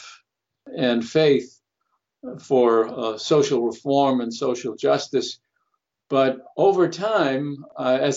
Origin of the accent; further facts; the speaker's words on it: Melrose, Massachusetts, United States; also born or lived in Chelsea, Massachusetts; I was born in Chelsea, Massachusetts, which is on the port of Boston, an immigrant town, and at a young age moved to the suburbs to a town called Melrose